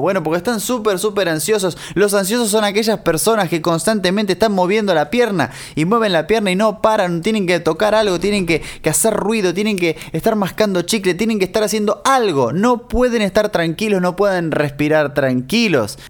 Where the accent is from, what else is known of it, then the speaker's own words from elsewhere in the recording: Argentina; moved away; cuando en Argentina íbamos al kiosco, al almacén, al supermercado